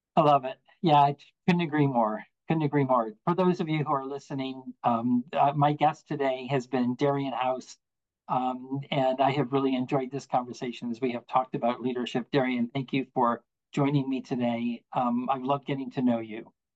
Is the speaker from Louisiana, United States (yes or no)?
no; Buffalo, New York, United States; now in Virginia, United States; I'm from Buffalo, um, and have lived in Virginia now for a number of years